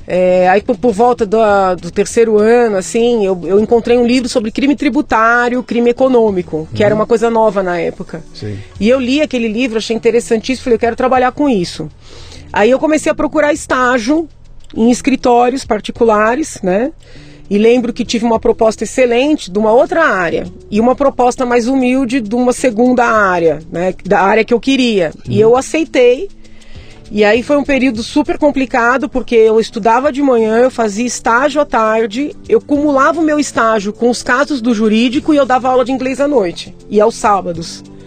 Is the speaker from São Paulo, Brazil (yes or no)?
yes; São Paulo, Brazil; Eu nasci no Tatuapé, uhum. em São Paulo, é, escola pública até a oitava série